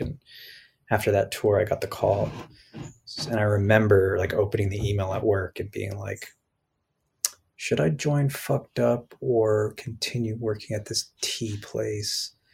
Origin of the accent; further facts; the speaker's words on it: Toronto, Ontario, Canada; I grew up in Toronto